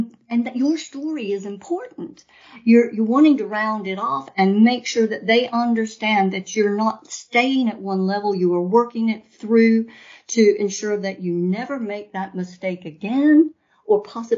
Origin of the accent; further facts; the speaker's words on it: North Carolina, United States; I'm American, true-blooded, born in North Carolina